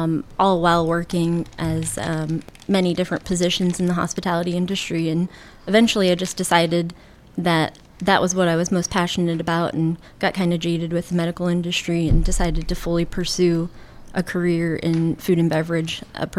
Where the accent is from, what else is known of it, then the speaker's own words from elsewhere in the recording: Tampa, Florida, United States; also born or lived in Orlando; now in St. Petersburg, United States; Yeah, I grew up in Tampa and graduated high school, and I moved to Orlando to attend University of Central Florida.